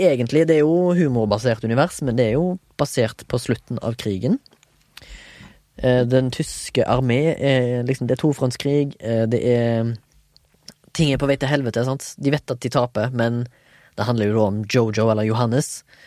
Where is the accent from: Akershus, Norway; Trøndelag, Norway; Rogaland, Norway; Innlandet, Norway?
Rogaland, Norway; Haugesund; Jeg er fra Haugesund